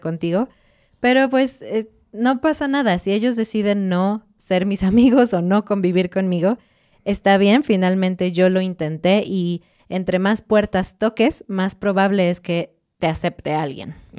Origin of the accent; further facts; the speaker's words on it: Mexico; cuando tú estás como mexicano, estoy diciendo, hablando inglés en la calle